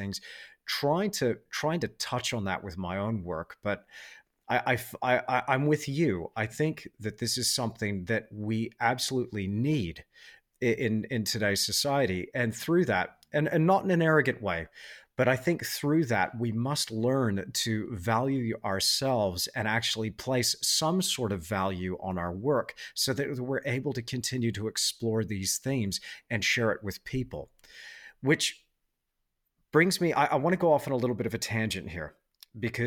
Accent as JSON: {"language": "English", "town": "Perth", "region": "Western Australia", "country": "Australia", "tie": "born or raised there", "said": "I grew up in Perth in Western Australia"}